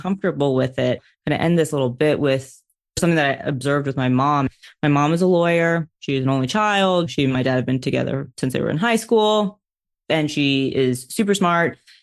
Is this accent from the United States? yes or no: yes; New York, United States; a New Yorker in racing